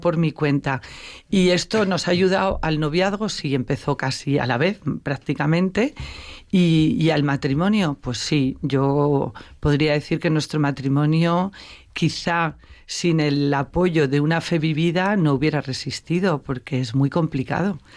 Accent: Navarre, Spain; moved away as an adult; also born or lived in Madrid; yo sí que procedo de una familia de fe, navarra

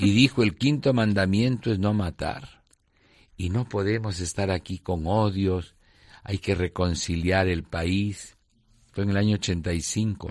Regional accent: Lima, Peru; moved away as an adult; now in Ayacucho, Peru; Yo soy limeño de pura cepa, ¿no? Del mismo eh, centro histórico de la parroquia de San Marcelo, en la zona antigua, Ahí mis papás vivían, se casaron, me bautizaron

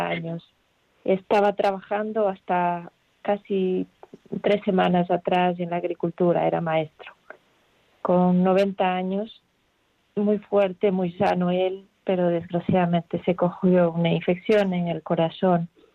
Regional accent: Ecuador; now in Madrid, Spain; Yo soy de Ecuador

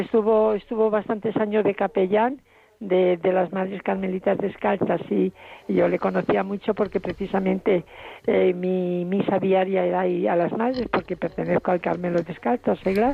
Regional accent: Malagón, Castilla-La Mancha, Spain; soy de Malagón

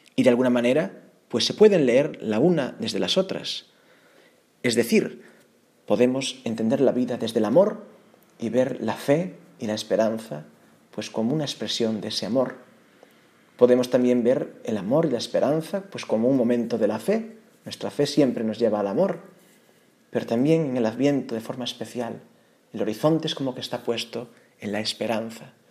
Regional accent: Galicia, Spain; Aun siendo yo gallego

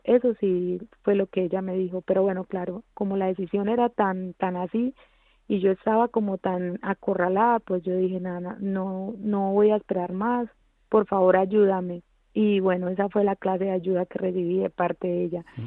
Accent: Colombia; now in Spain; yo vengo de Colombia, de un pueblo muy pequeño donde, bueno, eh, se produjo mucha violencia, pues la niñez de allí fue un poco difícil para mí

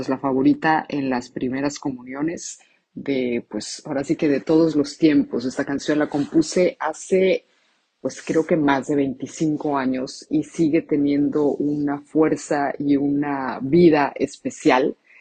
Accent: Mexico; now in Rome, Italy; soy mexicana, actualmente resido en Roma

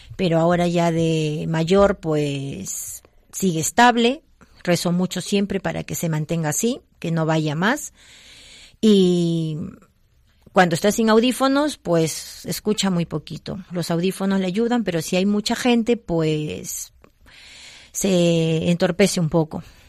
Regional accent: Peru; moved away; soy de Perú

